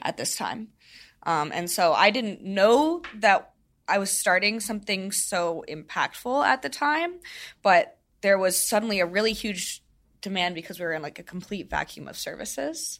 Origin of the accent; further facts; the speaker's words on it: St. Louis, Missouri, United States; moved away as an adult; also born or lived in Arkansas; I grew up in Saint Louis, went to college in Arkansas.